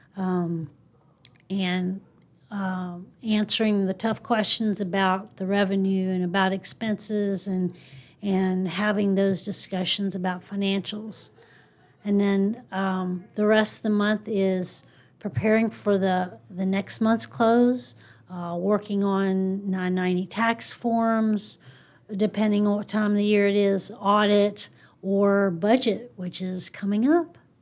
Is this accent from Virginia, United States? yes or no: yes; Mount Jackson, Virginia, United States; moved away as an adult; now in South Texas, United States; I'm from a small town in Virginia called Mount Jackson